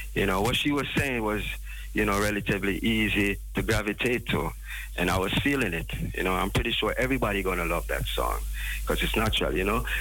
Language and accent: English; Jamaica; we as a people, as a Jamaican